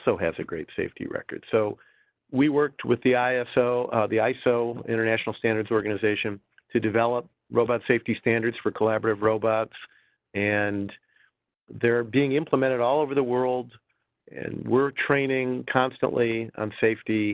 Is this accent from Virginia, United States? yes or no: no; Detroit, Michigan, United States; I come from Detroit